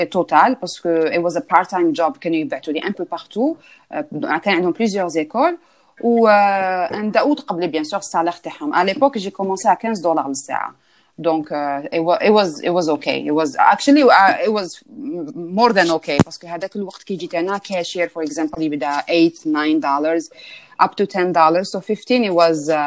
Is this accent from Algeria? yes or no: yes; Algeria; moved away; انا كي جيت من الجزائر جبت شويه معايا دراهم رحت باش نفتح ان كونت بونكير هنايا